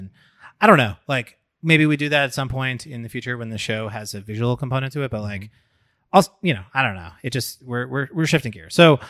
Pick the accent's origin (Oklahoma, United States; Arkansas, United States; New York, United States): New York, United States; Long Island; I grew up on Long Island.